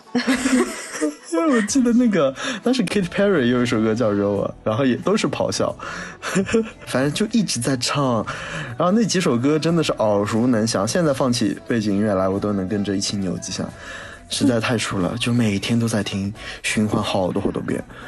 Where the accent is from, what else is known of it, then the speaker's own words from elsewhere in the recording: Wuxi, Jiangsu, China; moved away; 这不是唱我的家乡吗